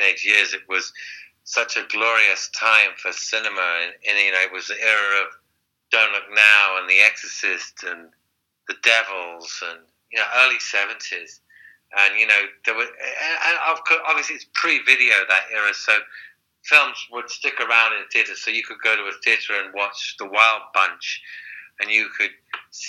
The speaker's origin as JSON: {"language": "English", "region": "London", "country": "United Kingdom", "tie": "born or raised there", "also_born_or_lived": "Highgate, London", "said": "I went to school in Hampstead in North London"}